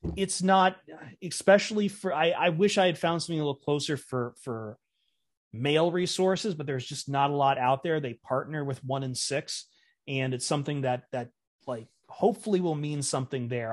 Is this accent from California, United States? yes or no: no; Toledo, Ohio, United States; Toledo's my hometown